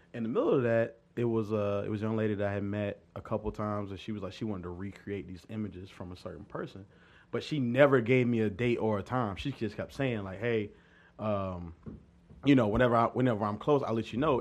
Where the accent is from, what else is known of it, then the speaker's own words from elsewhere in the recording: Pendleton, South Carolina, United States; I'm, uh, from a Little Town, Pendleton, South Carolina. It's right outside of Anderson, South Carolina